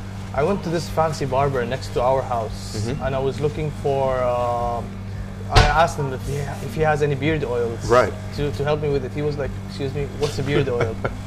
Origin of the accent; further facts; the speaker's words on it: Saudi Arabia; now in Dublin, Ireland; I'm 24 years old, studying business and management in Dublin, Ireland. I'm from Saudi Arabia